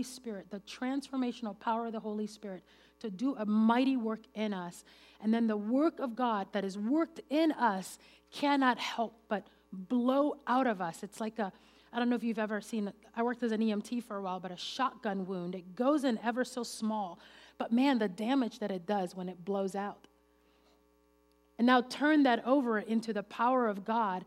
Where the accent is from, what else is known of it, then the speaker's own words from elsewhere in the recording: Venezuela; English is a second language; moved away; I grew up in Venezuela, and English is my third language